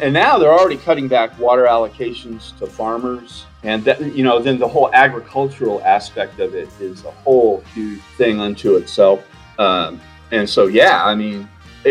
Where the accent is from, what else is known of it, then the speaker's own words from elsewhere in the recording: Southern California, United States; moved away as an adult; also born or lived in Western Washington State; now in Palm Springs, United States; Growing up, I'm from Southern California where I've lived most of my life. You know, I grew up in swimming pools and going to the beach.